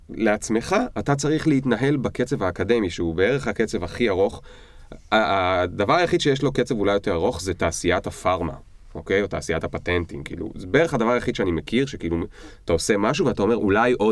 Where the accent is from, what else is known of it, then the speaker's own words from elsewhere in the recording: Rishon LeZion, Central District, Israel; איפה גדלת? זה היה בראשון. בראשון לציון. כן, okay. זה היה אוקיי. בנווה ים.